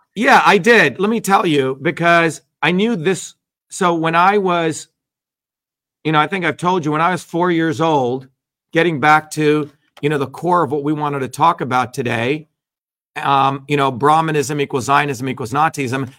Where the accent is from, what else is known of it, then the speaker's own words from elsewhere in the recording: New Jersey, United States; I grew up in New Jersey